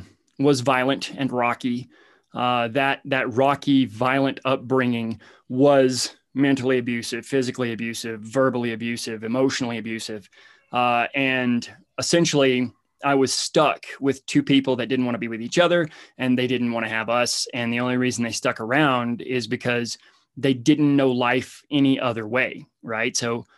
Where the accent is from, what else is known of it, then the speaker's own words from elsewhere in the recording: Alabama, United States; I come from Hicktown, Alabama, and basically came from the dirt